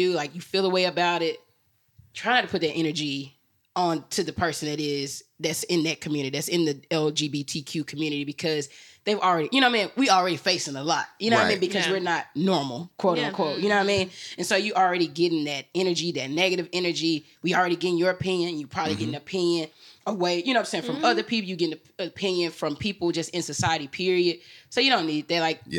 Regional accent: Memphis, Tennessee, United States; I'm from Memphis.

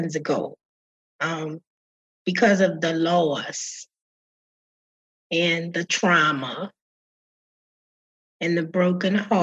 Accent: New Orleans, Louisiana, United States; I'm a girl from Seventh Ward, New Orleans.

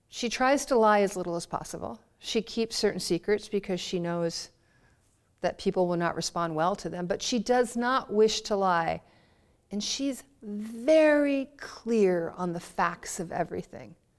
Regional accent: Baltimore, Maryland, United States; I was from Baltimore

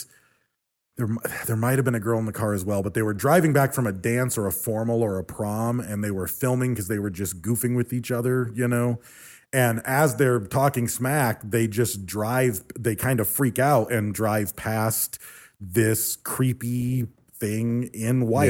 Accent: St. Mary's Lake, Michigan, United States; I grew up on St. Mary's Loch in Michigan

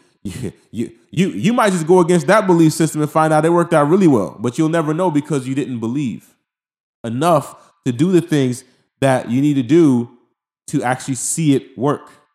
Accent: Haiti; I'm from Haiti

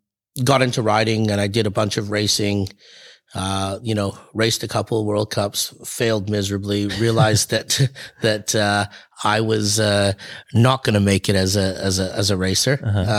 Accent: North Vancouver, British Columbia, Canada; I'm from North Vancouver in BC, and an area called Deep Cove, and right where Mount Seymour

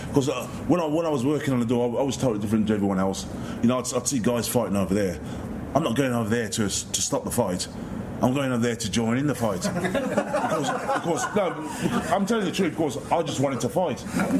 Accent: Handsworth, West Midlands, United Kingdom; when I was about 7-8 years old, because I'm from Handsworth. So in Handsworth, we had two cinemas.

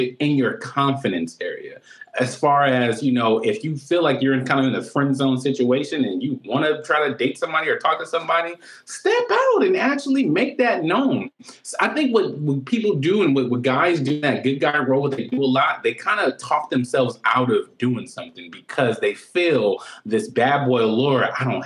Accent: Compton, California, United States; I came from Compton.

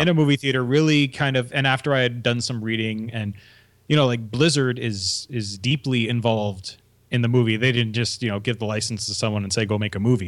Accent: Canada; we're Canadian

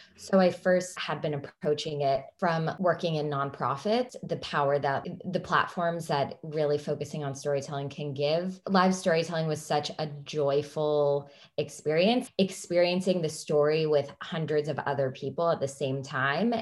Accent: California, United States; now in Washington, D.C., United States; I'm from California originally, and now I live in Washington, D C.

